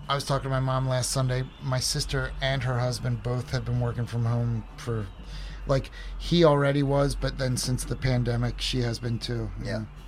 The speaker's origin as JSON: {"language": "English", "area": "suburbs of Philadelphia", "region": "Pennsylvania", "country": "United States", "moved": "as an adult", "lives_now": "Oregon, United States", "said": "I'm originally from the suburbs of Philadelphia, Pennsylvania"}